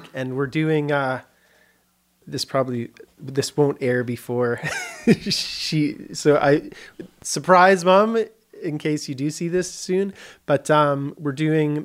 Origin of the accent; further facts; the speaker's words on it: Kitchener, Ontario, Canada; moved away as an adult; also born or lived in Vancouver; I was born in Kitchener, Ontario, Canada, which is near Toronto, about an hour west of Toronto